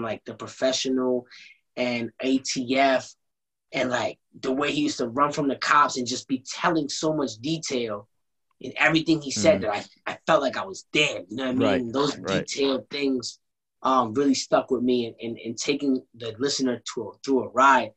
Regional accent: United States; I'm from America

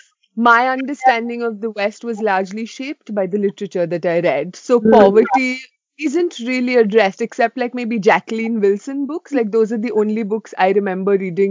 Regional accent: Mumbai, Maharashtra, India; I grew up in a big city. I grew up in Mumbai.

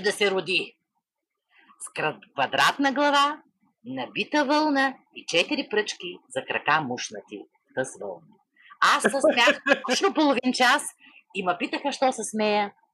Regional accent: Vedrina, Dobrich Province, Bulgaria; моето родно село Ведрина

